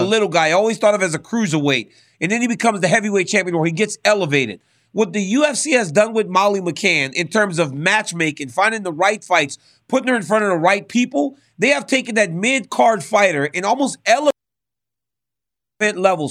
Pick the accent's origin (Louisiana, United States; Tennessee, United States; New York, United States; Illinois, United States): Louisiana, United States; growing up in Louisiana